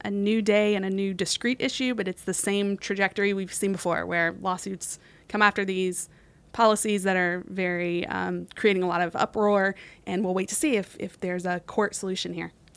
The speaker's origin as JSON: {"language": "English", "region": "West Virginia", "country": "United States", "tie": "born or raised there", "moved": "yes", "said": "my home state, West Virginia."}